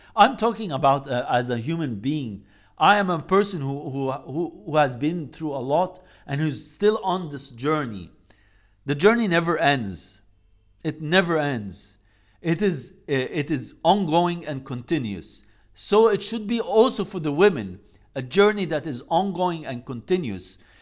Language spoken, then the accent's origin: English; Egypt; I come from Egypt